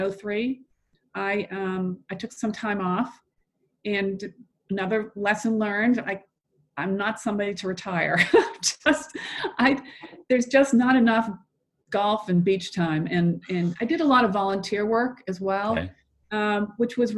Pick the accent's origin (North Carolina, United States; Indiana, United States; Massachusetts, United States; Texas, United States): Massachusetts, United States; Boston; now in Atlanta, United States; I'm originally from the Boston area